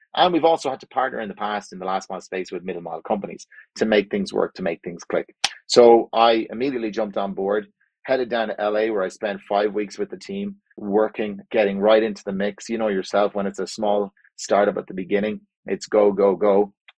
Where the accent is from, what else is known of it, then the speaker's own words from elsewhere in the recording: Ireland; moved away as an adult; also born or lived in Spain / United States / Mexico; now in Calgary, Canada; I grew up in Ireland